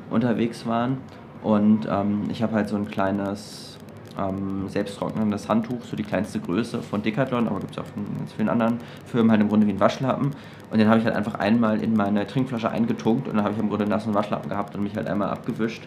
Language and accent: German; Germany; als Deutscher